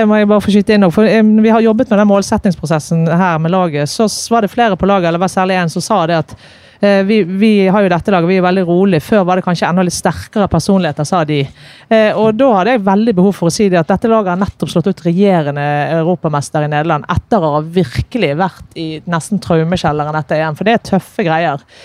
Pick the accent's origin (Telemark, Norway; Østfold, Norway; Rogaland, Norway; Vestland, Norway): Vestland, Norway; Bergen; jeg er bergenser med masse trøkk på.